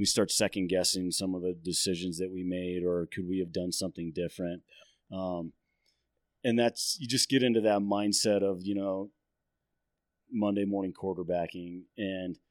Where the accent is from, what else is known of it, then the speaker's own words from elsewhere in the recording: Phoenix, Arizona, United States; moved away as an adult; now in Flagstaff, United States; I grew up in the Phoenix area